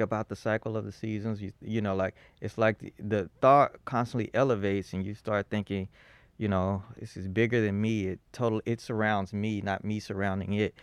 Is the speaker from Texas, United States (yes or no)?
yes; Fort Worth, Texas, United States; moved away as an adult; also born or lived in Boston / New Haven; I was born in Fort Worth